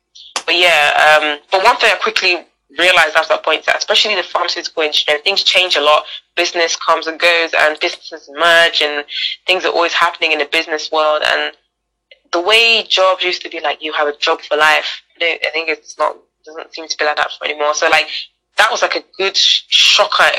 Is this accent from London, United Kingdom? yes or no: yes; London, United Kingdom; moved away as an adult; now in Liverpool, United Kingdom; I grew up in London